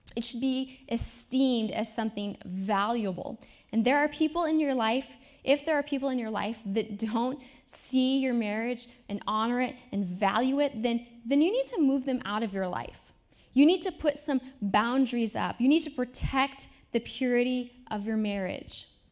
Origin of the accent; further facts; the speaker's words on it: Independence, Iowa, United States; now in Lawrence, United States; my hometown, Independence, Iowa